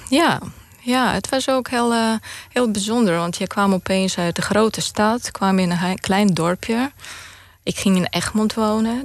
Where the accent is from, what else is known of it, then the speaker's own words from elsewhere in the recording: Moldova; Dutch is a second language; moved away as an adult; now in Netherlands; ik ben opgegroeid in de Sovjet-Unie. Toen was Moldavië onderdeel van de Sovjet-Unie